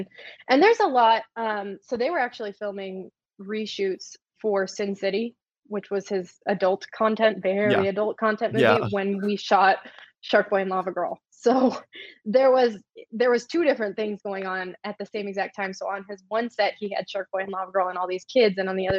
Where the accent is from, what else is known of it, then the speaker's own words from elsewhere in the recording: Michigan, United States; We're both originally from Michigan, not too far from each other. And we had both moved to the same part in California.